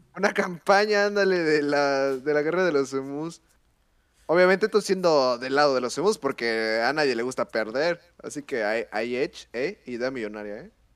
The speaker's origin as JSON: {"language": "Spanish", "country": "Mexico", "said": "nosotros como mexicanos"}